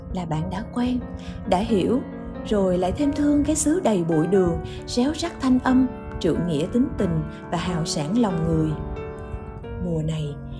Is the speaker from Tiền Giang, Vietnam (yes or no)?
no; Ho Chi Minh City, Vietnam; một người sinh ra và lớn lên trên mảnh đất phồn hoa đô hội này